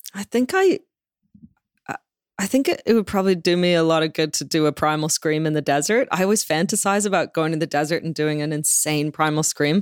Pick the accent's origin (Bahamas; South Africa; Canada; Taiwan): Canada; Toronto, Ontario; also born or lived in London, United Kingdom; now in Los Angeles, United States; I grew up in Toronto